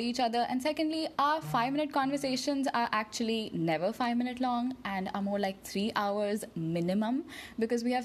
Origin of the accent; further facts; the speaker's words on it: Dubai, United Arab Emirates; now in Minnesota, United States; I grew up in Dubai